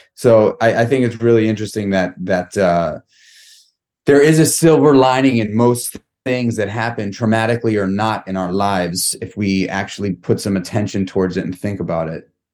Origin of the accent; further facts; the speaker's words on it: New York City, New York, United States; I grew up in New York City. I grew up in Manhattan